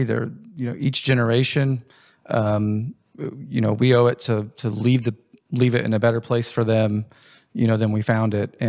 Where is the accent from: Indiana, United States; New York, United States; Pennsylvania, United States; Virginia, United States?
Indiana, United States; Growing up in Jennings County, had a normal childhood, sports, activities, school, played sports throughout school, have a sister.